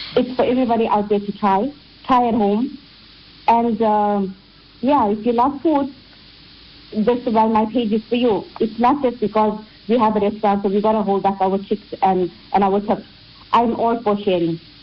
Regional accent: India; as an Indian, as Indian ladies, it is somewhat ingrained, ingrained in us

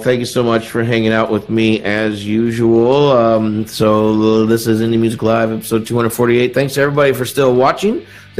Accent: Indiana, United States; moved away as an adult; now in Rochester, United States; I grew up in Indiana.

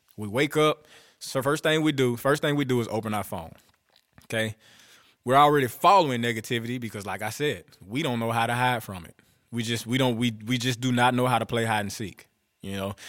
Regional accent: Bastrop, Louisiana, United States; I was born in Bastrop, Louisiana

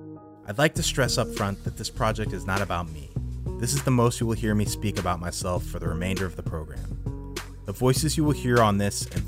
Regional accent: Belmont, California, United States; I'm 36, and I was born and raised in Belmont, California, which for the unfamiliar, is just a city over from Tom Brady's hometown of San Mateo.

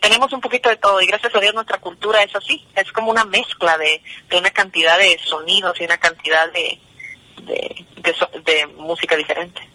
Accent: New Jersey, United States; moved away as an adult; now in Guatemala; yo soy del área de Nueva Jersey, Nueva, Nueva York, Nueva Jersey

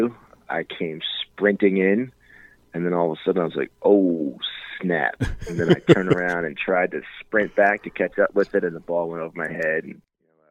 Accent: Huntington, New York, United States; I am from Huntington, New York, Long Island, Suffolk County

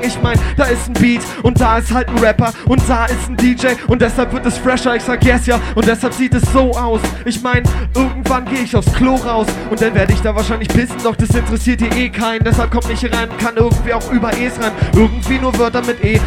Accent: Berlin, Germany; ich bin Berliner

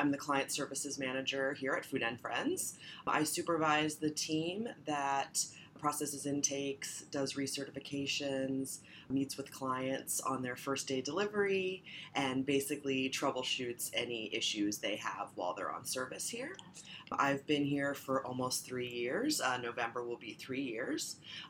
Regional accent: Northern Virginia, United States; moved away; I'm from Northern Virginia.

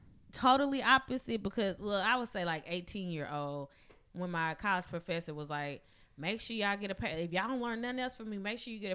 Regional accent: Madison County, Mississippi, United States; growing up in Madison County, I was sheltered as fuck

